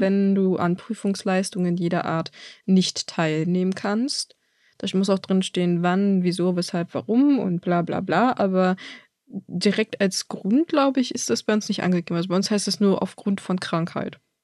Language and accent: German; Germany; bei uns in Deutschland